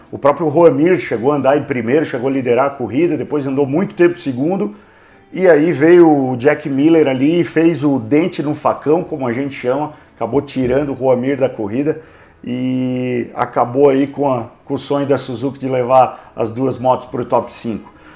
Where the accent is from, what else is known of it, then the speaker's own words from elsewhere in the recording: Brazil; eu sou brasileiro